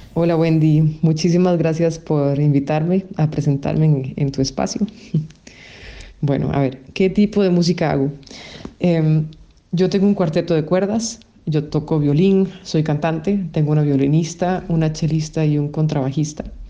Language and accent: Spanish; Costa Rica; moved away as an adult; yo crecí y nací en Costa Rica